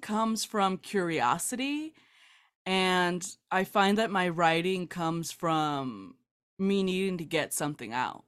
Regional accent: South Gate, California, United States; I grew up in Southgate, California.

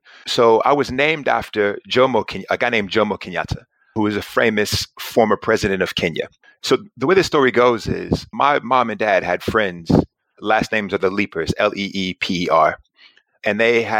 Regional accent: Charlotte, North Carolina, United States; moved away as an adult; also born or lived in Geneva, Switzerland; now in United Kingdom; I grew up in Charlotte, North Carolina, and I was a shy kid growing up, super skinny

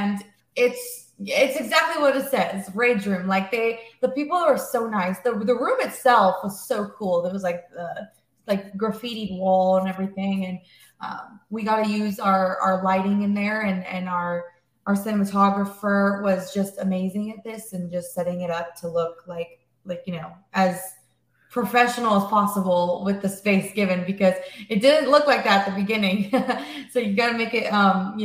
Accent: Corona, California, United States; we're based out of Corona, California, which is like an hour east of Los Angeles. And yeah, that's where we're from

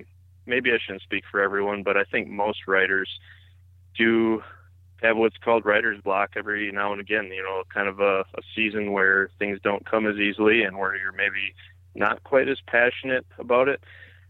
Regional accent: Wisconsin, United States; But yeah, I grew up here in Wisconsin. It's a beautiful place to be, especially in the summer and the fall.

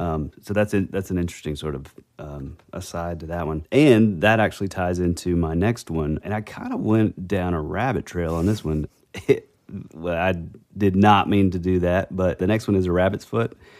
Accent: the Bible Belt, United States; grew up in the Bible Belt, you know, small, these small town, you know, tiny little churches when I was growing up

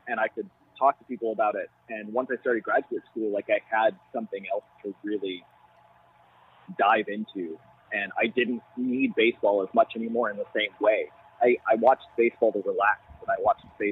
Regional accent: Madison, Wisconsin, United States; I grew up in Madison

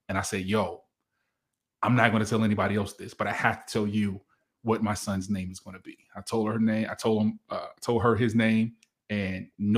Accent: Virginia, United States; I'm from Virginia.

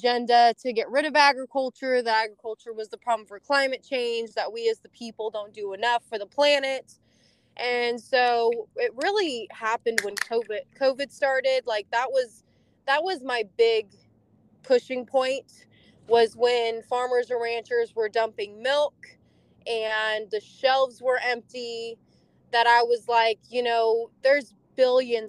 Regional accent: California, United States; moved away as an adult; now in Tennessee, United States; I came from California. Originally, we farmed over 80 years there

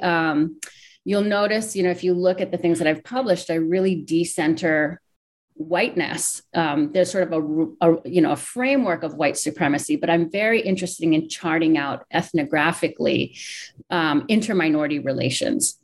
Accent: Honolulu, Hawaii, United States; moved away as an adult; now in Chicago, United States; I was born and raised in Hawaii, in Honolulu, Hawaii

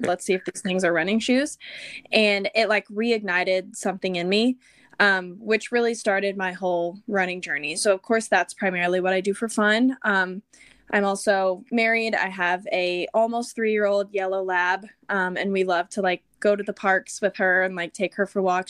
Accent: Texas, United States; also born or lived in Austin, Texas; I'm born and raised in Texas. I grew up in a very small town and then moved to Austin after college

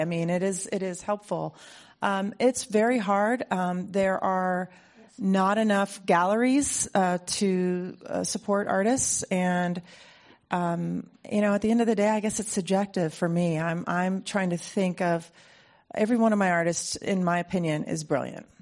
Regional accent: Ohio, United States; now in Mill Valley, United States; I grew up in Ohio in a place that was completely devoid of culture

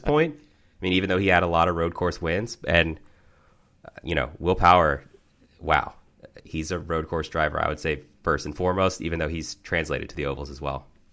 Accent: Maryland, United States; the district where I grew up in Maryland

